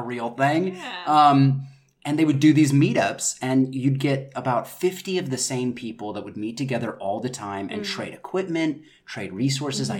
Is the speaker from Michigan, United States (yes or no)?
no; North Carolina, United States; moved away as an adult; also born or lived in New York City / London; now in Los Angeles, United States; I'm originally from North Carolina